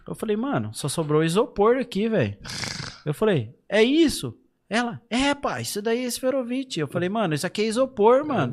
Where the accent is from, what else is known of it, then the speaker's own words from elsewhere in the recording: Brazil; moved away as an adult; now in Portugal; Eu cresci ali no Chacras Unidas